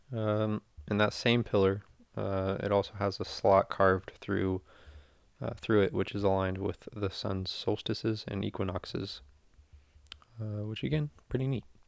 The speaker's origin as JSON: {"language": "English", "country": "United States", "said": "as an American"}